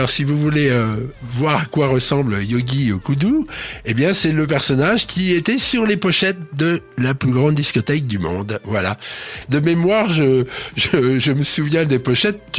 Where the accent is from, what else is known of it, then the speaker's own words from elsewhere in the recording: Switzerland; mais moi, je suis un Suisse qui parle beaucoup